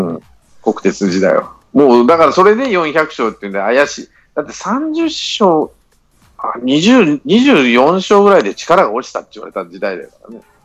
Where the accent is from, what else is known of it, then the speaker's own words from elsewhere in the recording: Mie, Japan; 地元が三重なんで